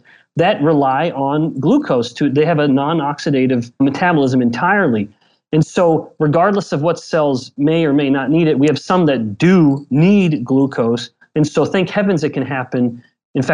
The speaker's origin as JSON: {"language": "English", "region": "Southern Alberta", "country": "Canada", "said": "I'm from Southern Alberta, but same kind of small little town."}